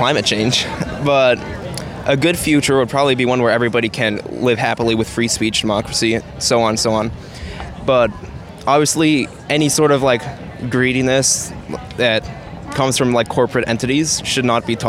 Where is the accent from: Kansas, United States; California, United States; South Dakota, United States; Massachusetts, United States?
California, United States; Sacramento; we both come from Northwest Sacramento.